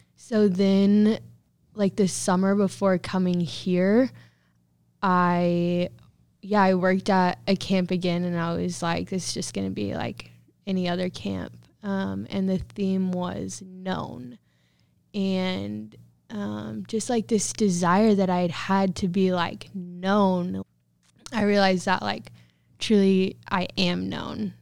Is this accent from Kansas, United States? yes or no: yes; Protection, Kansas, United States; I grew up in Protection, Kansas, which is an itty bitty, teeny tiny town in Southwest Kansas.